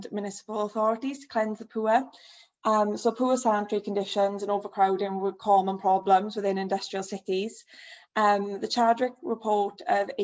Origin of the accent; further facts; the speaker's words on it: South Wales Valleys, United Kingdom; moved away as an adult; also born or lived in Plymouth; now in Belfast, United Kingdom; as you can probably tell by my accent, I'm originally from the South Wales Valleys